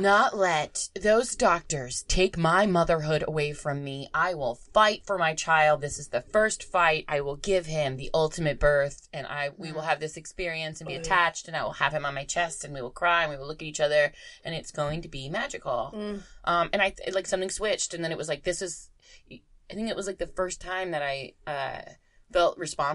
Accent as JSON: {"language": "English", "region": "Florida", "country": "United States", "said": "I'm from Florida."}